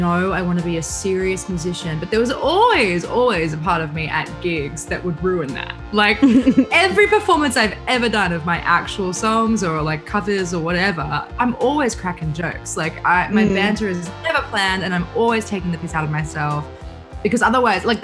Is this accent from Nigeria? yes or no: no; Bathurst, New South Wales, Australia; Bathurst, which is just like, it's my hometown as well. So I was born there, grew up there